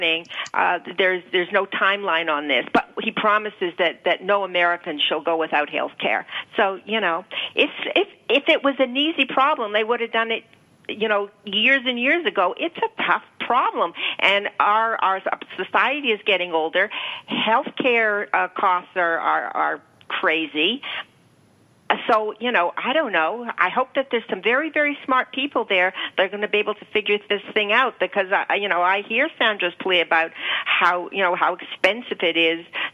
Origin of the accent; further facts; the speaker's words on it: Canada; now in United States; I'm from Canada